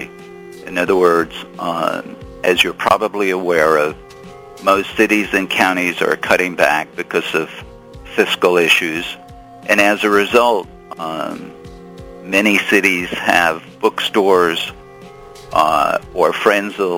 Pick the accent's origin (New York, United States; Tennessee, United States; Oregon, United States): New York, United States; Long Beach; now in San Juan Capistrano, United States; I grew up on Long Island in a little town called Long Beach, which is about 40,000 people